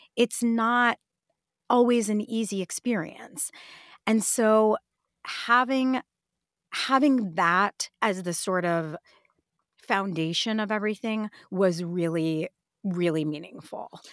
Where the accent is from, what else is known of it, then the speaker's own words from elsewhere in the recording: Detroit, Michigan, United States; I grew up in Detroit